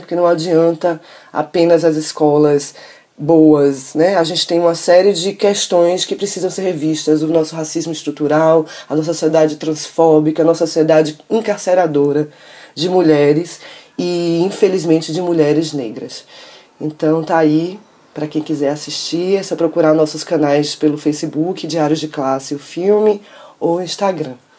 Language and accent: Portuguese; Salvador, Bahia, Brazil; Eu sou de Salvador